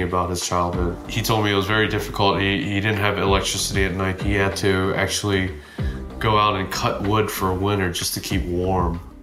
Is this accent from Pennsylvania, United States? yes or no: yes; North Wales, Pennsylvania, United States; Growing up in North Wales is just like any other suburban area